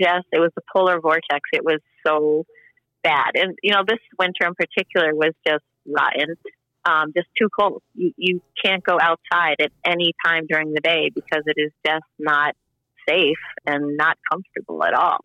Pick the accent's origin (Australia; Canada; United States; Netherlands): United States; Connecticut; moved away; I was originally from Connecticut, and I always thought about being from Connecticut because I really wasn't with the family when they moved to Vermont